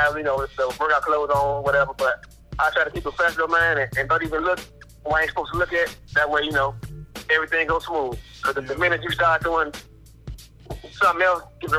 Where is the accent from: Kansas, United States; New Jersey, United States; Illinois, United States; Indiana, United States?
Illinois, United States; Chicago; I'm from West Side Chicago, down and dirty